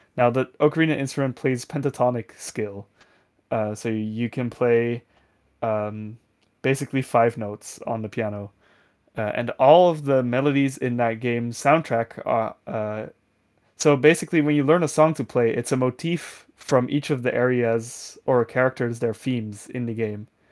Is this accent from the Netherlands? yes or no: yes; Netherlands; English is a second language; a thirteen-year-old Dutch person